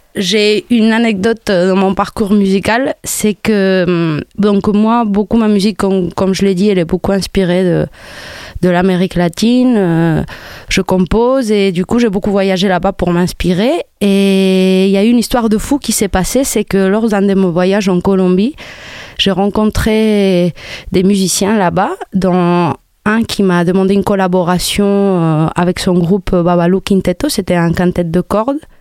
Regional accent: Spain; French is a second language; moved away as an adult; also born or lived in Morocco; now in Montpellier, France; je suis née au Maroc. J'ai grandi en Espagne.

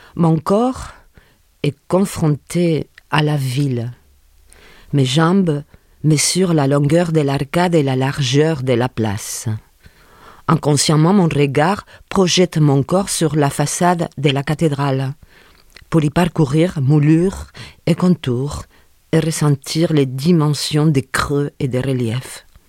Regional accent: Sagunto, Valencian Community, Spain; French is a second language; now in France; Je suis originaire euh, de des Puerto de Sagunto, un port de mer, à 20 km de Valencia, en Espagne.

